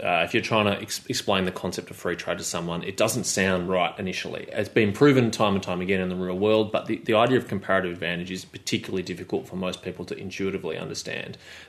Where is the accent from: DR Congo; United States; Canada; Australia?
Australia; Victoria; particularly in my home state of Victoria